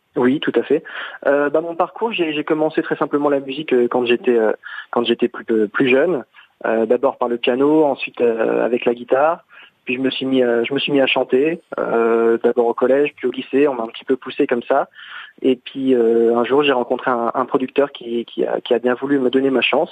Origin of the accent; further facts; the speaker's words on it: Metz, Grand Est, France; je suis originaire de Metz.